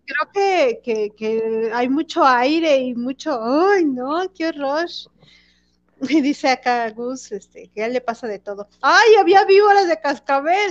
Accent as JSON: {"language": "Spanish", "region": "Mexico City", "country": "Mexico", "said": "los que somos de aquí de la Ciudad de, de México"}